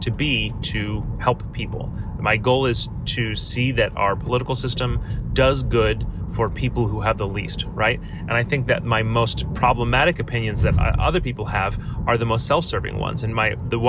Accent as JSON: {"language": "English", "country": "United States", "said": "I have power as an American, as a Westerner"}